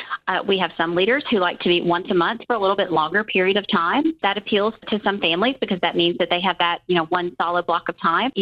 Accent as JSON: {"language": "English", "region": "Southern Alabama", "country": "United States", "tie": "born or raised there", "said": "I am from Southern Alabama and was a Girl Scout as a girl here."}